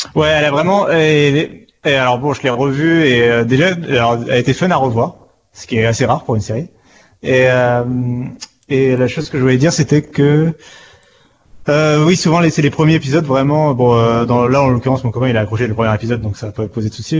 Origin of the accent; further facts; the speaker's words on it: France; on est français